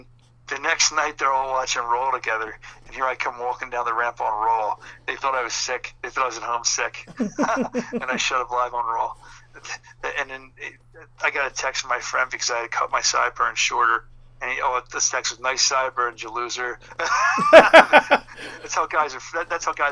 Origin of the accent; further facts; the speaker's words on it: Philadelphia, Pennsylvania, United States; my hometown, like Philly